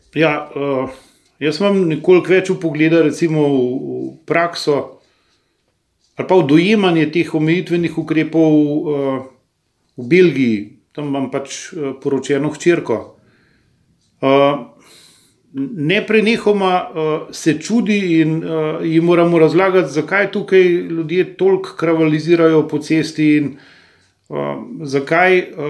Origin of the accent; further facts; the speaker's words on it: Slovenia; smo Slovenci